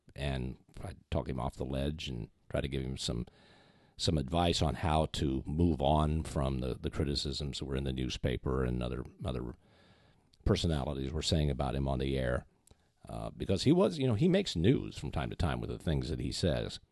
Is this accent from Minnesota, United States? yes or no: yes; Minneapolis, Minnesota, United States; Minneapolis, Saint Paul, Minnesota